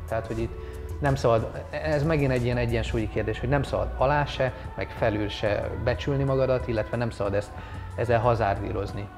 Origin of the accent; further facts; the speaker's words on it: Hungary; also born or lived in Bali, Indonesia; milyen magyarként élni